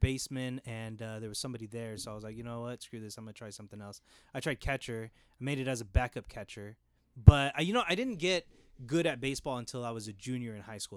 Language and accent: English; Jurupa Valley, California, United States; I grew up in Riverside. I, uh, born and raised Hurupa Valley